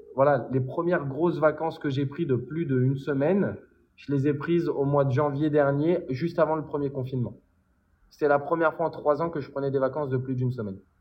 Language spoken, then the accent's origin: French; Paris, Île-de-France, France; also born or lived in London; j'ai grandi dans une, à, à Collet à Paris, entre Vincennes et Saint-Mandé